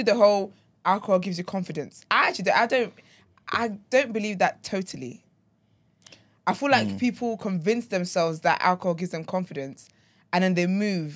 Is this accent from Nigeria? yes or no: yes; Nigeria; now in United Kingdom; I'm Nigerian